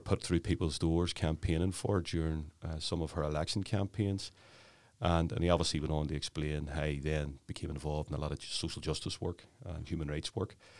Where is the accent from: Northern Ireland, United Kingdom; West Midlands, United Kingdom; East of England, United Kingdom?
Northern Ireland, United Kingdom; Belfast; I grew up in the Clonard area, West Belfast